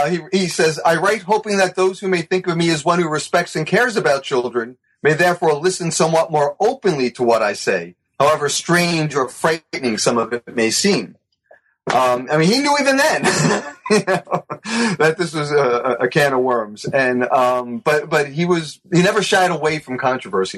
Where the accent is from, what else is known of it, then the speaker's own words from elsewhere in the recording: New York City, New York, United States; moved away; I grew up in the Bronx.